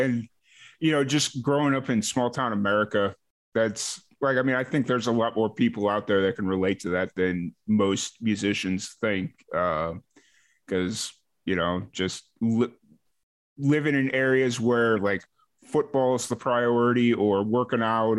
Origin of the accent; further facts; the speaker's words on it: Lansing, Illinois, United States; yeah, but it's like me growing up on the south side of Chicago. If I say Chicago, everybody knows where the hell I'm at. If I say I'm from Lansing, Illinois, nobody knows where the hell Lansing, Illinois is.